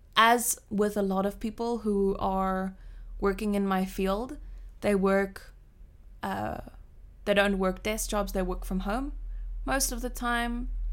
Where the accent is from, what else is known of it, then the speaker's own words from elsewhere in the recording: Cape Town, Western Cape, South Africa; now in Switzerland; I grew up in a small suburb of Cape Town, Cape Town.